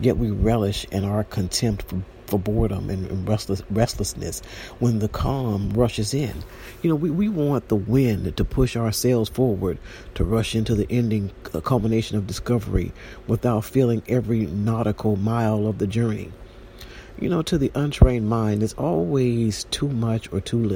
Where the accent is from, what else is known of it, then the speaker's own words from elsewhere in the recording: San Juan, Puerto Rico; I use the sea often because I'm from San Juan